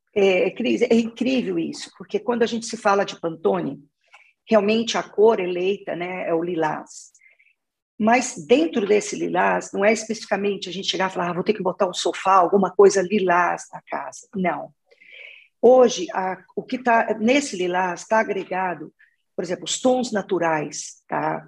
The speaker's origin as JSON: {"language": "Portuguese", "region": "Minas Gerais", "country": "Brazil", "moved": "as an adult", "lives_now": "São Paulo, Brazil", "said": "eu sou de Minas, sou mineira. Eu estou em São Paulo já trabalhando há 25 anos."}